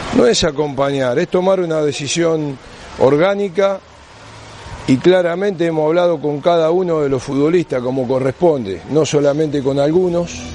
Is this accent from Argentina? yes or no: yes; Argentina; los argentinos somos así, como argentinos tenemos muchas cosas lindas